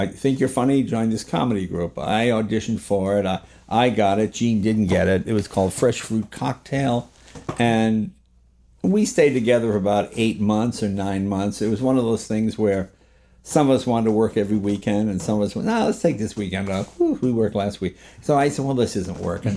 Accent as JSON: {"language": "English", "area": "New England", "region": "Massachusetts", "country": "United States", "tie": "born or raised there", "also_born_or_lived": "New York", "moved": "yes", "said": "I grew up in New England, and, and, you know, when you live in Massachusetts"}